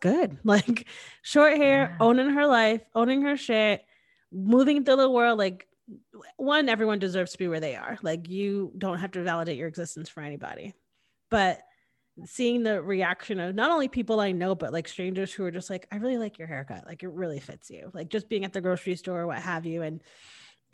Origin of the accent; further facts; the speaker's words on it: Connecticut, United States; moved away as an adult; now in Austin, United States; I was born and raised in Connecticut